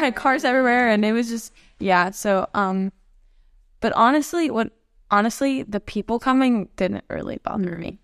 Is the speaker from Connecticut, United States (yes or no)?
no; Florida, United States; moved away as an adult; now in Wilmore, United States; I'm, I'm from Florida